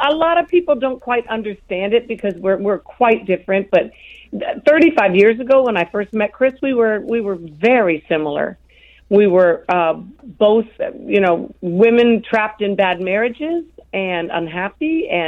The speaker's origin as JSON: {"language": "English", "country": "France", "tie": "born there", "also_born_or_lived": "Europe", "said": "I was born in France and raised in Europe."}